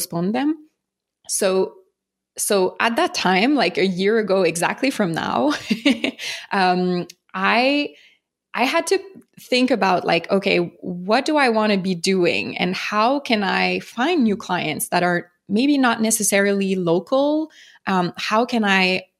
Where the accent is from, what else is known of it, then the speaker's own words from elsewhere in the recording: Montreal, Quebec, Canada; accent: French; I'm from Montreal, Canada, for those who don't know, hence the French accent